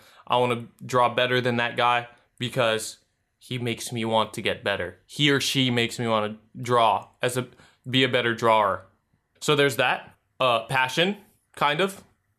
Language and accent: English; Philippines; I'm Filipino. I got the blood in me.